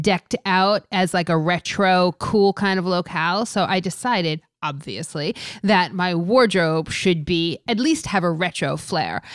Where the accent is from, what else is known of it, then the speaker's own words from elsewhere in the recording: New York area, United States; I'm from the New York area, I live here